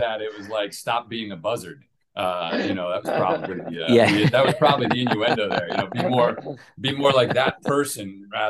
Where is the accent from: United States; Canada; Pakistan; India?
United States; Long Island, New York; moved away as an adult; also born or lived in Queens, New York / Pennsylvania / Manhattan, New York; now in Atlanta, United States; So I'm born and raised in New York, Long Island, New York, actually. I was born in Queens.